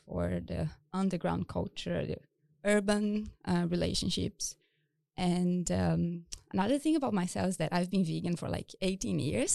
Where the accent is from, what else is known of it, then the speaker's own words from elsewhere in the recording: Brazil; moved away as an adult; also born or lived in United States / Japan; now in Stockholm, Sweden; I'm originally from Brazil